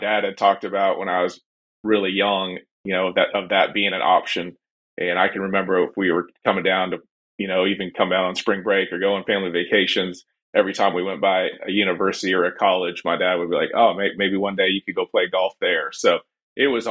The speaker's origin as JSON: {"language": "English", "town": "Bracebridge", "region": "Ontario", "country": "Canada", "tie": "born or raised there", "moved": "yes", "lives_now": "Tennessee, United States", "said": "I grew up at South Muskoka Curling and Golf Club in Bracebridge, Ontario, about 100 miles north of Toronto."}